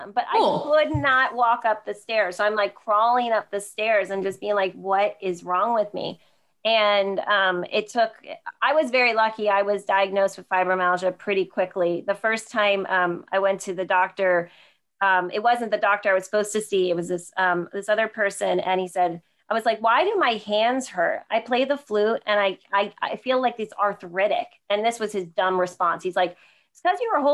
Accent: New Jersey, United States; moved away as an adult; also born or lived in Delaware; I'm originally from New Jersey

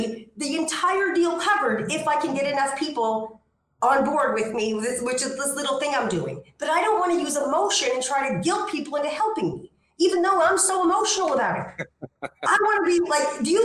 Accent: Canada; now in Ixtapa, Mexico; I'm actually a Canadian and I live in Ixtapa, Mexico.

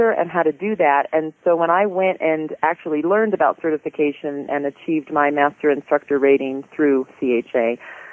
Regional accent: Southern California, United States; I grew up in Southern California

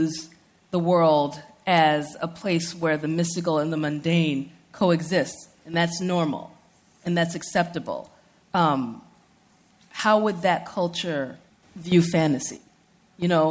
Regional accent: United States; I was born and raised in the United States, I'm also Nigerian American

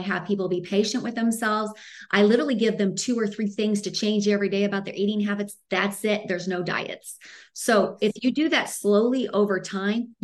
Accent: Midwest, United States; now in Arizona, United States; I'm from the Midwest, even though I live in Arizona. So everything was meat and potatoes growing up.

